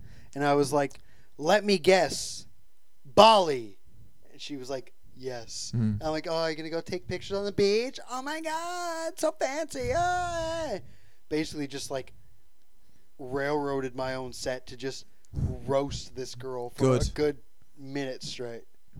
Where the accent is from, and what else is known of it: Canada; moved away as an adult